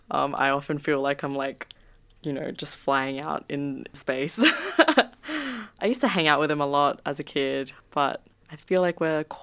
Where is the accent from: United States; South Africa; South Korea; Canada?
South Korea; born there; Yeah, they did. Um, I was born in Korea as well. So actually, um, I grew up with a lot of Korean music